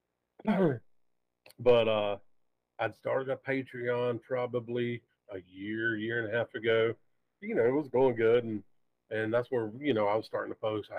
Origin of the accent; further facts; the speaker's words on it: Columbus, Georgia, United States; also born or lived in Harris County, Georgia; I'm from Columbus.